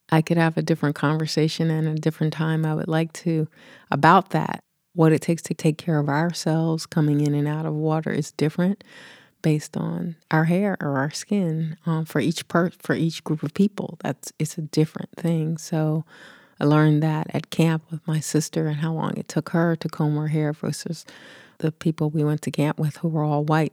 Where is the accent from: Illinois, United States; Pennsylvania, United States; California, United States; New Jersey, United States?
Pennsylvania, United States; Philadelphia; I grew up in the East Coast, in Philly